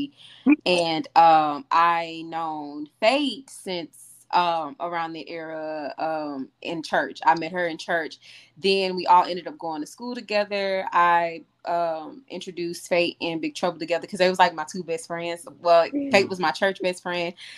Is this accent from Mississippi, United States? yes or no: yes; Jackson, Mississippi, United States; accent: country; I'm like, Mississippi, Jackson